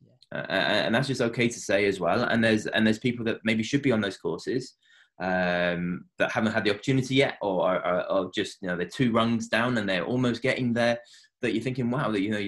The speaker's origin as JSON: {"language": "English", "region": "England", "country": "United Kingdom", "moved": "as an adult", "lives_now": "Ontario, Canada", "said": "being English and having an accent of any sort, you know, being European"}